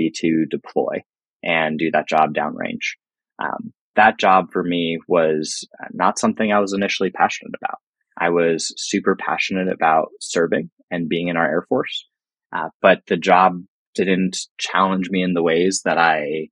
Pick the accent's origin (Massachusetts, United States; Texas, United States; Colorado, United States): Colorado, United States; Denver; I grew up in Denver, Colorado